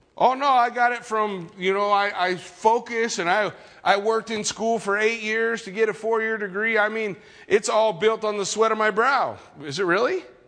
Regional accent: California, United States; I grew up in California my whole life

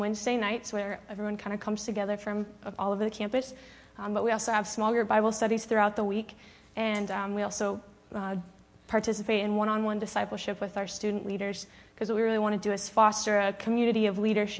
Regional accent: Phoenix, Arizona, United States; I'm from Phoenix, Arizona

